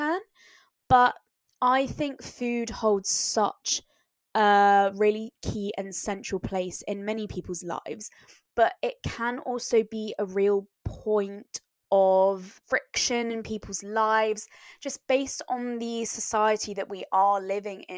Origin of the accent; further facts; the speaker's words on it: France; growing up in France